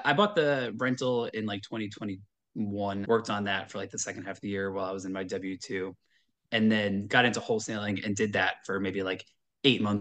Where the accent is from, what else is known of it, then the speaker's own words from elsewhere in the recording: Long Island, New York, United States; also born or lived in Syracuse, New York / Manhattan, New York; I am from New York originally in Long Island